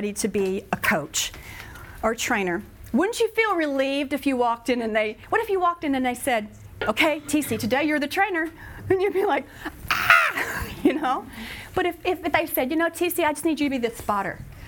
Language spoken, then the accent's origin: English; Texas, United States; I'm from Texas, so it's coming out